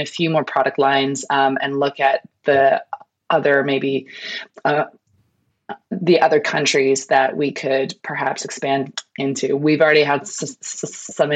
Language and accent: English; Canada; moved away as an adult; I moved here, I'm from Canada. I moved here 16 years ago now.